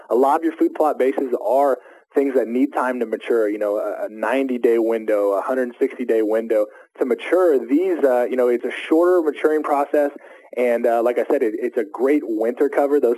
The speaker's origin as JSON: {"language": "English", "town": "Junction City", "region": "Kansas", "country": "United States", "tie": "born or raised there"}